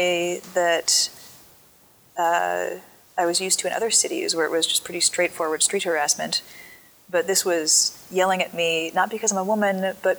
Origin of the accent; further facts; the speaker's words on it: Southern California, United States; moved away as an adult; also born or lived in San Francisco, United States; now in Miami, United States; I grew up in Southern California